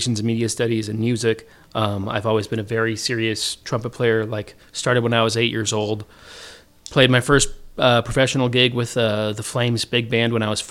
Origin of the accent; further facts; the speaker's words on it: New Brighton, Minnesota, United States; Grew up in New Brighton